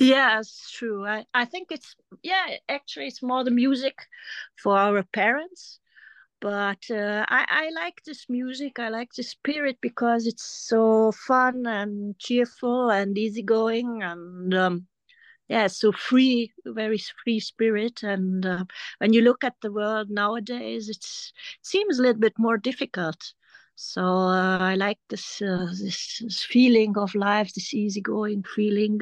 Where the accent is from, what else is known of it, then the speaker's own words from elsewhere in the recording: Germany; English is a second language; also born or lived in France; I grew up in Germany